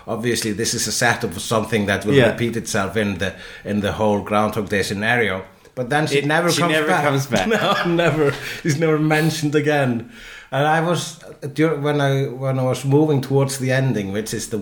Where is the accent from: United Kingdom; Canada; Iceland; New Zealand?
Iceland; I am Icelandic